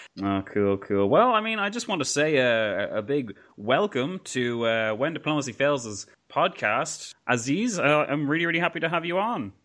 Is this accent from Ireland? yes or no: yes; Ireland; my country's weird sometimes